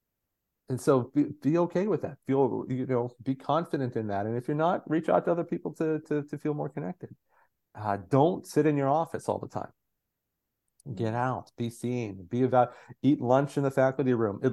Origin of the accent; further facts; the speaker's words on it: Southwestern Pennsylvania, United States; I grew up in Southwestern PA.